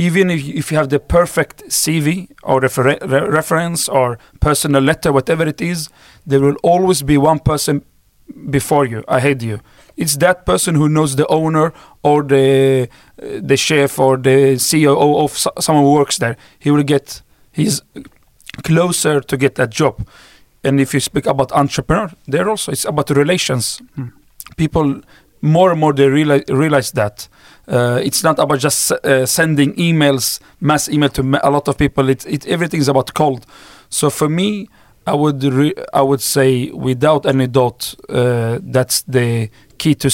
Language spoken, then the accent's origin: English; Sweden; English is a second language; I was born and raised up in Sweden